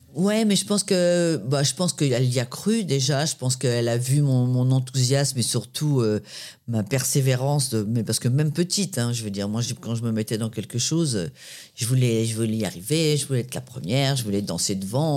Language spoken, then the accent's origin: French; Paris, Île-de-France, France; also born or lived in Créteil; je suis née à Créteil dans le 94 chez ma grand-mère euh, et j'ai grandi dans le 13e à Paris